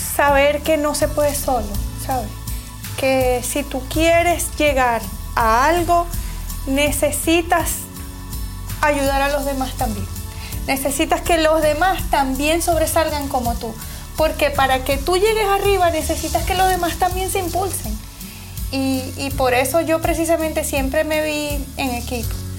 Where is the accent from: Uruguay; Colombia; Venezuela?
Venezuela; moved away as an adult; now in United States; Yo vengo de Venezuela. Eh, hace siete años llegué aquí, a este país